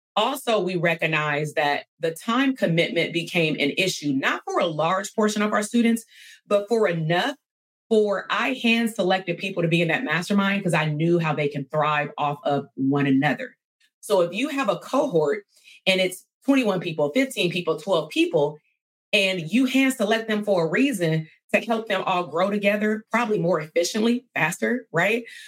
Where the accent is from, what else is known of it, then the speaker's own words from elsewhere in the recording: California, United States; I'm from California